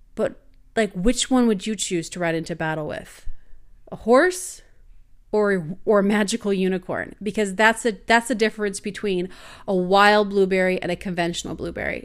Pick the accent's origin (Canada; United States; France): Canada; I'm from Canada.